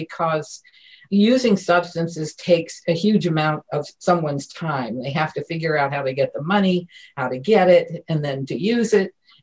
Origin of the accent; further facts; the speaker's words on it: Ada, Ohio, United States; moved away as an adult; now in Washington, D.C., United States; I was born in a little town in Ohio, Ada, Ohio